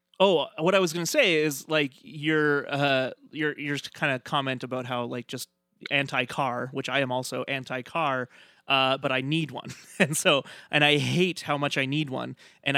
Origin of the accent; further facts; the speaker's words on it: New York, United States; Well, and as a New Yorker, I feel like, because I visited there a couple times